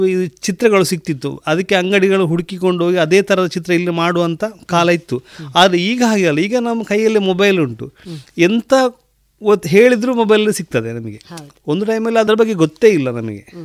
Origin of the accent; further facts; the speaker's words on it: Sampya, Karnataka, India; also born or lived in Puttur; ನಾನು ಸಂಪೆದ ಊರಿನವು ಸಂಪೆ ಶಾಲೆಯಲ್ಲಿ ಸರ್ ಏಳನೇ ಕ್ಲಾಸ್ ಅಲ್ಲಿ ಕಲಿತು ನಂತರ ಫಿಲೋಮಿನದಲ್ಲಿ ನಂದು ವಿದ್ಯಾಭ್ಯಾಸ